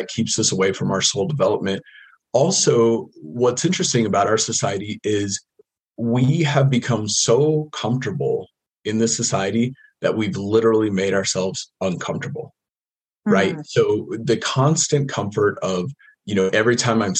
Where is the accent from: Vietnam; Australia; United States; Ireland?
United States; I grew up in the States, kind of middle class